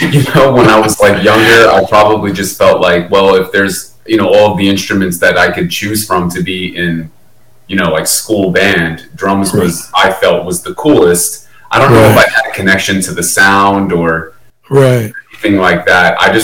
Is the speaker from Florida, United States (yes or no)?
no; Old Bridge, New Jersey, United States; Well, I was born in New Brunswick, New Jersey, and I grew up in Old Bridge, New Jersey. It's about 40 minutes outside of New York City, 45 minutes outside of New York City.